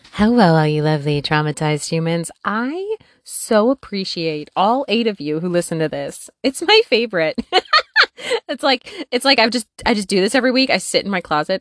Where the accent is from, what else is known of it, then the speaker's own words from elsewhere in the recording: northwestern Wisconsin, United States; moved away as an adult; also born or lived in Peoria, Illinois; I was born and raised in northwestern Wisconsin.